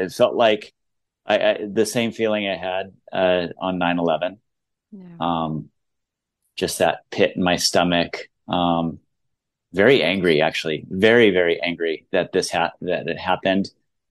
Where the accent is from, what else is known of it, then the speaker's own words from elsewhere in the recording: United States; And as American to say, it's like their 9/11, it's so much bigger.